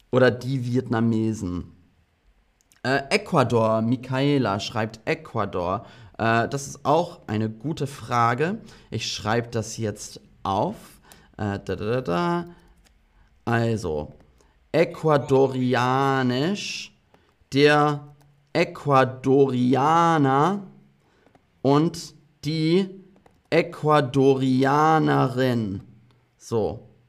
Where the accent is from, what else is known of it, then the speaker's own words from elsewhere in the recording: England, United Kingdom; Ähm, ich bin auch halb Brite. Ich bin in England aufgewachsen.